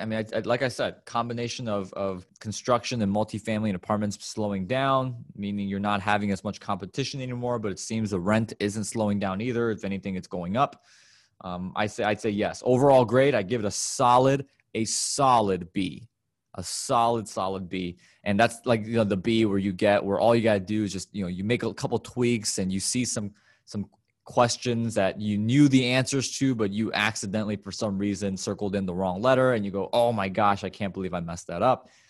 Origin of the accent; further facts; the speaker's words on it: Illinois, United States; my home state of Illinois